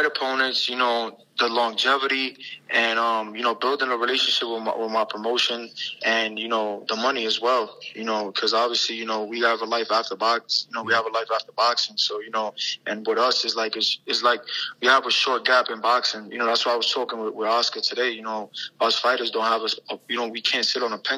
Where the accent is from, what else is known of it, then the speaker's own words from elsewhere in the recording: New York City, New York, United States; my hometown at the Garden.